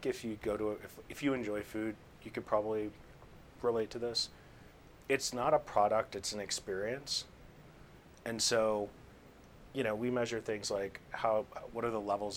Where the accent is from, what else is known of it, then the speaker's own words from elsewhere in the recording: Victor, New York, United States; moved away; also born or lived in Boston; I grew up more in the farm side of that. So I grew up in a place called Victor. So that would be kind of like the southeast side of Rochester.